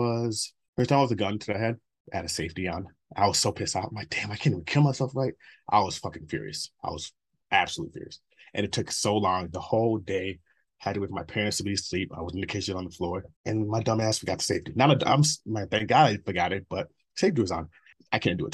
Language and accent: English; Minnesota, United States; also born or lived in Nigeria; I grew up in Minnesota